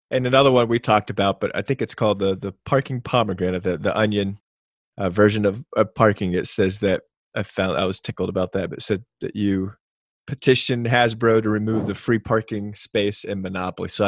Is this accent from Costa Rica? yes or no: no; Panama; born there; I was born in Panama, Central America, and I was four during Operation Just Cause